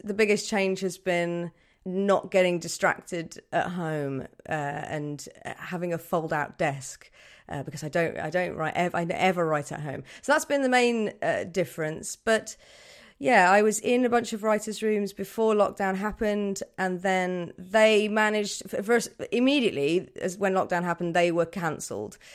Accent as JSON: {"language": "English", "town": "Birmingham", "region": "West Midlands", "country": "United Kingdom", "said": "I'm from Birmingham"}